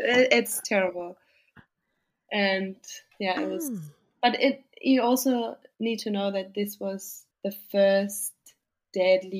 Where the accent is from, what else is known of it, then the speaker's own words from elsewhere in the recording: Austria; moved away as an adult; now in Australia; I live in the south